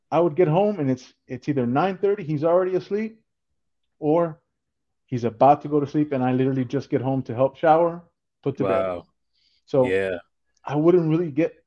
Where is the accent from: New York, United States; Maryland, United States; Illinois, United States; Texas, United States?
Texas, United States; South; I'm originally from South Texas. My parents, they came from Mexico. So I'm a first generation Mexican American